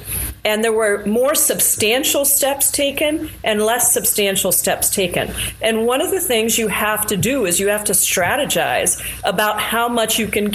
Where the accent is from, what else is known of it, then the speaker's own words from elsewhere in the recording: India; now in United States; I'm from India originally, born in India